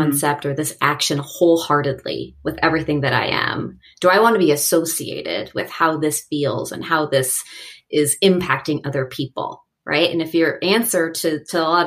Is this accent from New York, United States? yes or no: no; Seattle, Washington, United States; born or raised there; moved away as an adult; also born or lived in Los Angeles